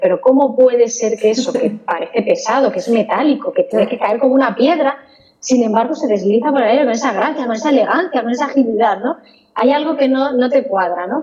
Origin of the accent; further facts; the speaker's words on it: Toledo, Castilla-La Mancha, Spain; yo soy de Toledo realmente y en Toledo hay un par de empresas aeronáuticas y, a los que éramos de Toledo nos tenían más o menos localizados